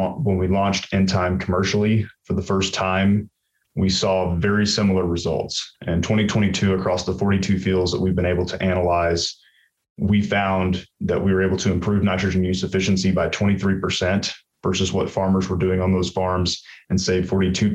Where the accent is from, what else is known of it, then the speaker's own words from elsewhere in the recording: Dothan, Alabama, United States; moved away as an adult; I'm actually originally from Southeast Alabama, a town called Dothan, self-proclaimed peanut capital of the world